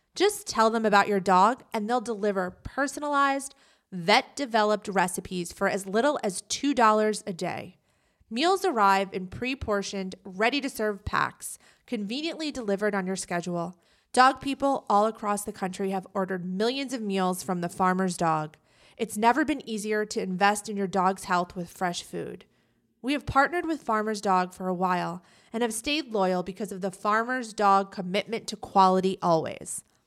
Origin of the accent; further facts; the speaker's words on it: United States; I'm American